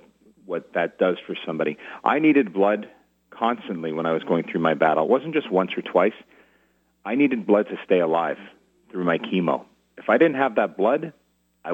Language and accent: English; Montreal, Quebec, Canada; moved away as an adult; now in Ottawa, Canada; So I'm a native Montrealer. I've called Ottawa home for 22 years, but I grew up in Montreal